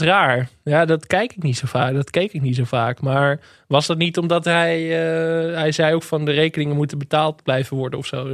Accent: Enkhuizen, North Holland, Netherlands; born or raised there

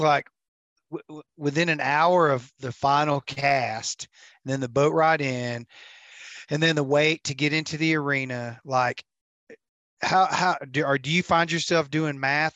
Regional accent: United States; I'm American

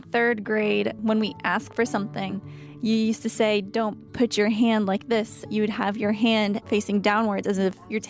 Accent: United States; Growing up in America has been such a blessing, and although in some ways I do stand out, such as, you know, the hijab, the head covering

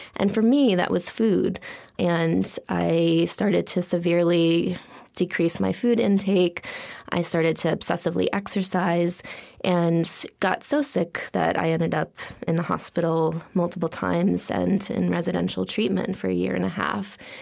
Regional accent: Holliston, Massachusetts, United States; I grew up outside of Boston, Massachusetts.

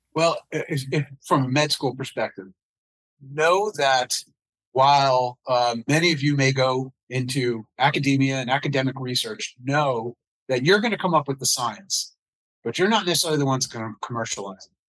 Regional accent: United States; also born or lived in New York City / New Jersey; I was your typical kid growing up in New York City in the suburbs of New Jersey

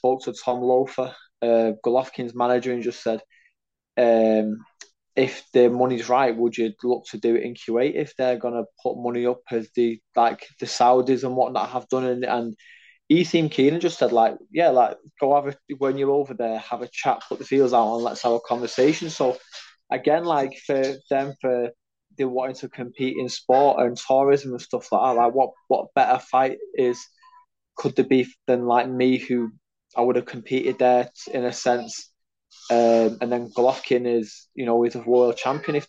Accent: United Kingdom; I'm a Brit

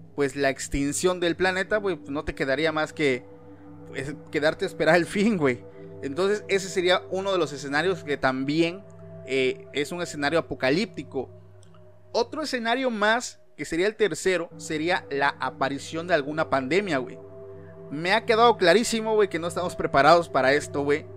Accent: Mexico; aquí en mi país

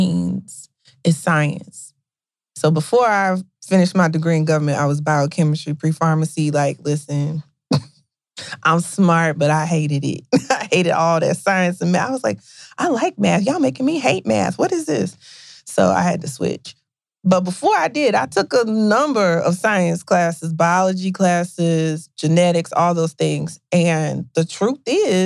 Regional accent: Victoria, Texas, United States; moved away as an adult; also born or lived in Michigan / Minnesota; I'm from Texas. I'm originally yeah. from Victoria, Texas.

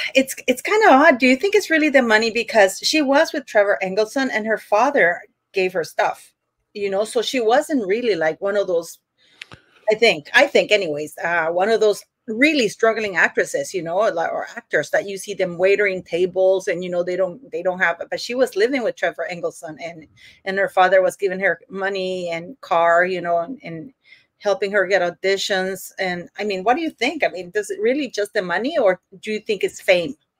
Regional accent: Canada; Canada, one of them, I'm Canadian

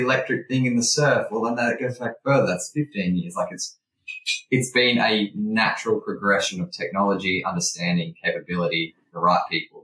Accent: Sydney, New South Wales, Australia; I grew up in Sydney

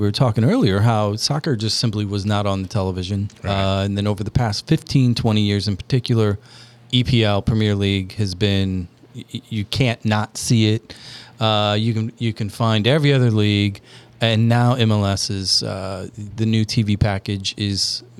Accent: Illinois, United States; They were like, well, you know Michael Jordan, because we're from Illinois, and it doesn't matter if you're 8 hours away.

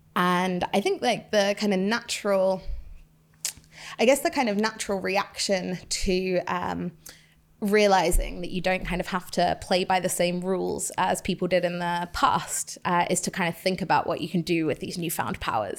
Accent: United Kingdom; my hometown here in the U K

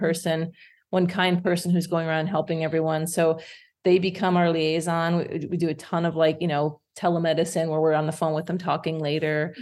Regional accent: Indiana, United States; moved away as an adult; also born or lived in Michigan; now in Yukon, Canada; I'm, I'm originally from Indiana.

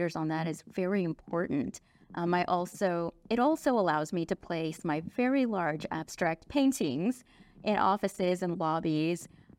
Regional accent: England, United Kingdom; born there; also born or lived in Dallas; I was born in England. I went to school there for a few years. Actually, my family traveled back and forth between Dallas and London.

